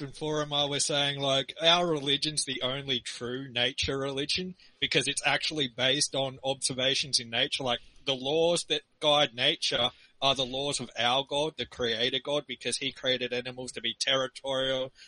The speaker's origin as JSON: {"language": "English", "country": "Australia", "tie": "born or raised there", "said": "that's where I was born, in Australia. I've never left Australia, so that's where my accent comes from."}